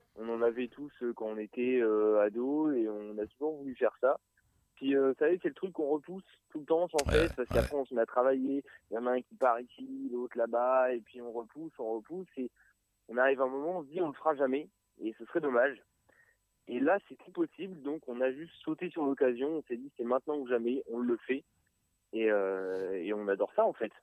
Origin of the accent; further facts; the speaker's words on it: Évreux, Normandy, France; on vient d'Evreux euh, vallée magnifique.